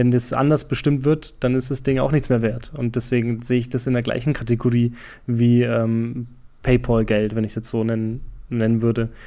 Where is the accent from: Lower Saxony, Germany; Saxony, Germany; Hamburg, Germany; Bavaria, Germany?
Bavaria, Germany; Franconia; accent: Franconian; moved away; Mein Fränkisch scheint gerade ein bisschen durch. Trivia, ich komme aus Franken ursprünglich.